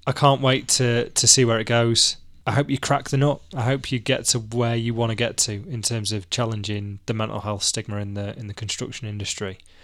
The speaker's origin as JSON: {"language": "English", "town": "Manchester", "region": "North West England", "country": "United Kingdom", "said": "I'm a Mancunian who wears nothing but a t-shirt until the Christmas market's open"}